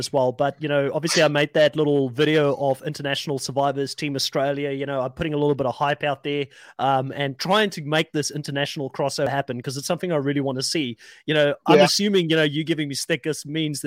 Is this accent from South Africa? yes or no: yes; South Africa; now in New Zealand; I'm South African born. I've lived in New Zealand for a long time now